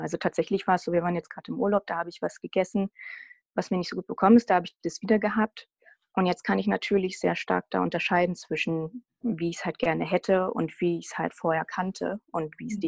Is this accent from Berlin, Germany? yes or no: yes; Berlin, Germany; ich komme aus Berlin und lebe in Berlin